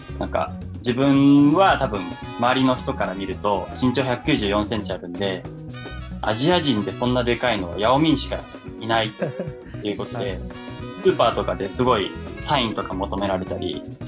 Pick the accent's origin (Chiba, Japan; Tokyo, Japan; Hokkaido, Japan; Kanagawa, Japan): Kanagawa, Japan; 神奈川県で生まれて、えー、神奈川県で育ちました